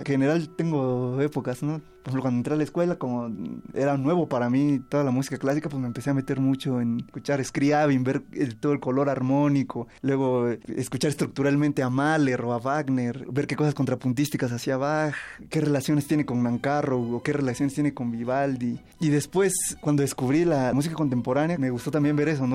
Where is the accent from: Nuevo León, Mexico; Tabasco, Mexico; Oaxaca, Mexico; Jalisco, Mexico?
Oaxaca, Mexico; Ocotlán de Morelos; Soy originario de Ocotlán de Morelos, Oaxaca, Nací el 8 de septiembre de 1991